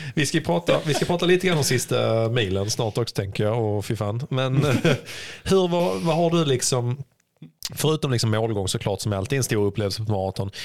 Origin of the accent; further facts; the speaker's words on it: Sweden; vi svenskar